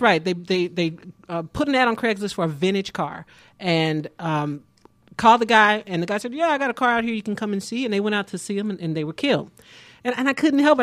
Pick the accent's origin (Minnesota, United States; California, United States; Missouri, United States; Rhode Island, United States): Missouri, United States; Kansas City; now in Atlanta, United States; I'm originally from Kansas City, Missouri